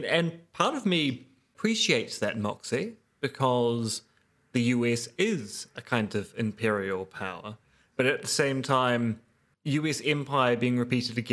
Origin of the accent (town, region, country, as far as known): New Zealand